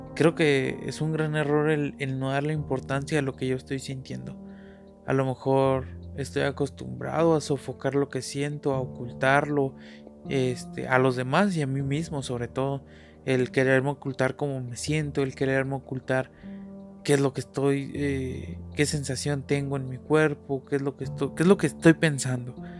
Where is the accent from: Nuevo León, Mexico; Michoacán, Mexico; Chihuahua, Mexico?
Chihuahua, Mexico; Nací aquí en México, en Chihuahua